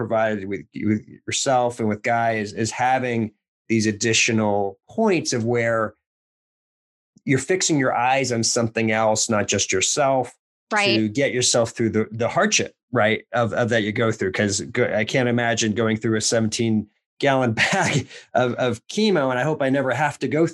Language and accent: English; Lynn, Massachusetts, United States; we're both from Boston Lynn area.